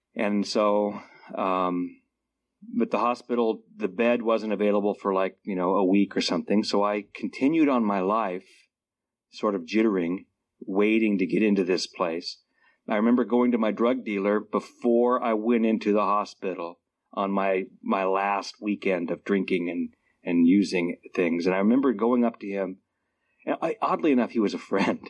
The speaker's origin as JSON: {"language": "English", "region": "Alaska", "country": "United States", "tie": "born or raised there", "also_born_or_lived": "Southwest Washington", "moved": "as an adult", "lives_now": "Washington, United States", "said": "I grew up in Alaska"}